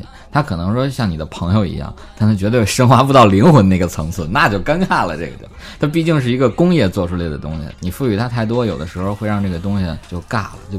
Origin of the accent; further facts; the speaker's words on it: Beijing, China; accent: Beijing; 其实我觉得已经浅多了。我以前北京口音更重，人家去了外地生活了几年，回来之后口音就变了，对，就不像以前那个。